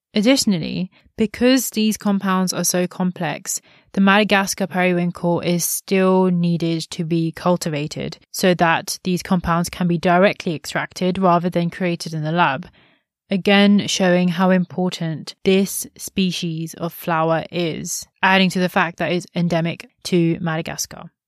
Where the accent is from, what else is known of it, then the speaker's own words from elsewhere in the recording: India; as an Indian